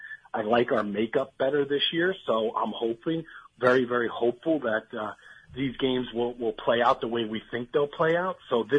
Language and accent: English; New Jersey, United States; I grew up in New Jersey.